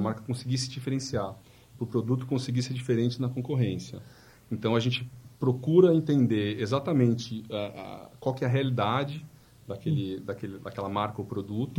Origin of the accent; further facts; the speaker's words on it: São Paulo, Brazil; also born or lived in Bragança Paulista; nasci lá, mas já fui pra São Paulo logo recém-nascido.